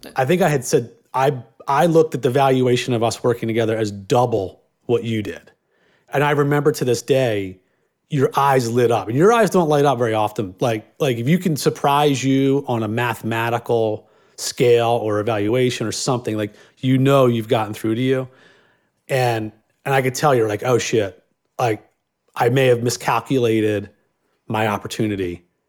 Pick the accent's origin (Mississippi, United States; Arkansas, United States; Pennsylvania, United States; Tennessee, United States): Pennsylvania, United States; Philadelphia; I grew up in Northeast Philadelphia, all f, cops and firemen